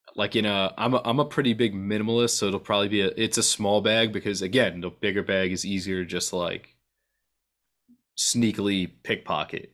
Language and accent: English; New York, United States; being a New Yorker